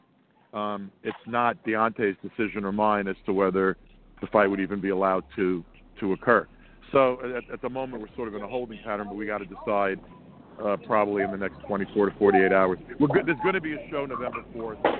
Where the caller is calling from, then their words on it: Sea Cliff, New York, United States; I'm calling from a dog park in Seacliff, New York.